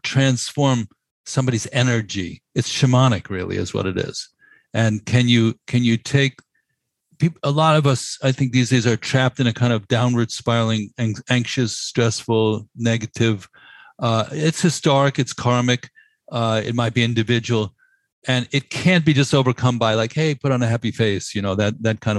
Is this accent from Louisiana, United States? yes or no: no; New York City, New York, United States; as a New Yorker